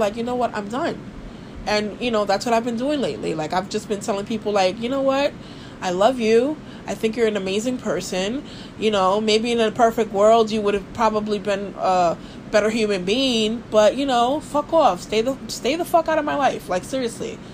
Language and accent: English; New York City, New York, United States; from Brooklyn. I'm a Scorpio Dominican